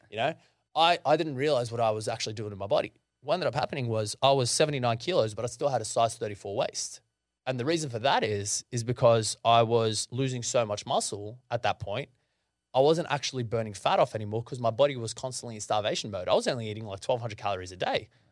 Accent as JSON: {"language": "English", "town": "Sydney", "region": "New South Wales", "country": "Australia", "tie": "born or raised there", "said": "being Lebanese wasn't exactly the easiest thing to go through, especially me growing up in the Shire"}